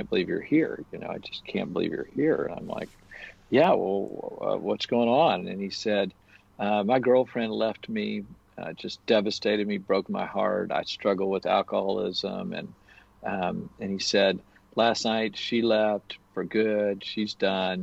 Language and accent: English; United States; I'm from America